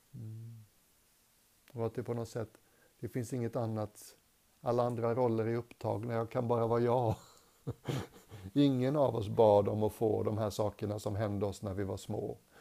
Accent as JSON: {"language": "Swedish", "country": "Sweden", "also_born_or_lived": "England", "moved": "as an adult", "said": "som svensk"}